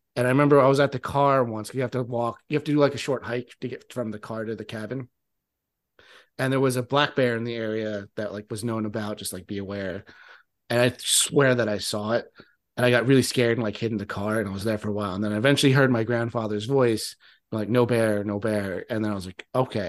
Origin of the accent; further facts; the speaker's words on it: New Jersey, United States; I live in South Jersey, and I grew up in South Jersey, which is where the Pine Barrens are